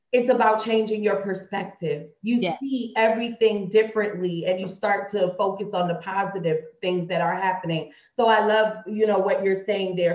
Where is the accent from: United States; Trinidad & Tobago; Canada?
Trinidad & Tobago; we're both from Trinidad.